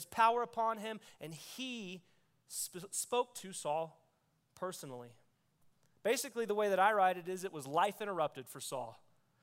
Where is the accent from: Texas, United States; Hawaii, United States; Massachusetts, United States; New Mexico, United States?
Texas, United States; I grew up in Texas